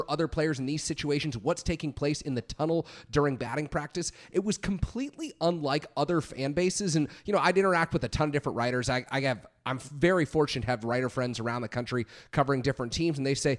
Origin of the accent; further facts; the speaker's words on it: San Francisco, California, United States; I grew up in San Francisco, grew up a Giants fan